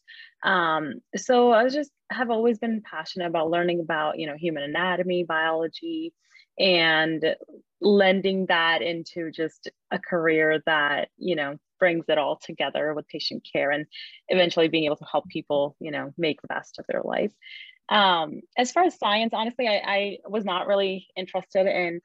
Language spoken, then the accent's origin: English; Indiana, United States; also born or lived in Chicago; So I was born in India, and my family moved here when I was in second grade. So I've been there here since then. We moved to Chicago and then to Indiana